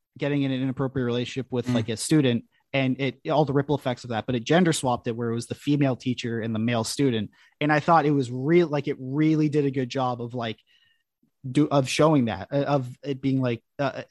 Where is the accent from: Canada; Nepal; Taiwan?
Canada; as a Canadian